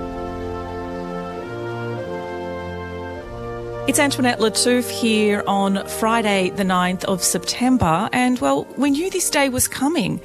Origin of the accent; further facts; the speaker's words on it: Australia; as an Australian